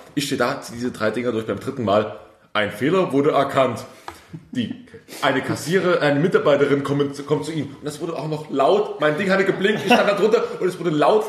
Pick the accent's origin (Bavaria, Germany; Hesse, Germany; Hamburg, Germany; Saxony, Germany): Saxony, Germany; Ich komme ähm, aus Sachsen, aus dem Osten